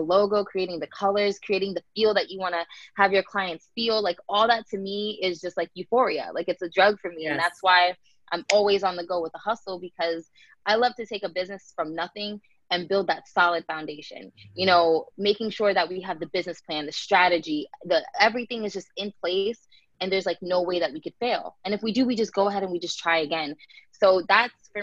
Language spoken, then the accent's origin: English; Tampa, Florida, United States; also born or lived in New Jersey; I grew up in New Jersey, and I moved to Florida when I was about 6 years old.